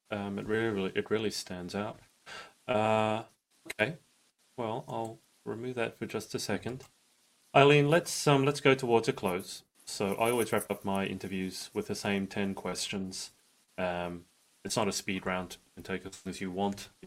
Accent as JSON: {"language": "English", "country": "Australia", "said": "I'm Australian."}